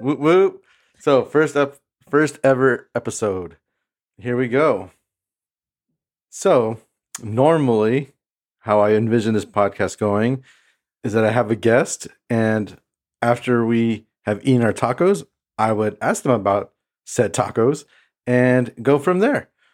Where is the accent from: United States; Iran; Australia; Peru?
United States; Imperial Valley, California; now in Pasadena, United States; I grew up in the Imperial Valley. Um, that's an hour and a half east of San Diego, um, and it's close to the border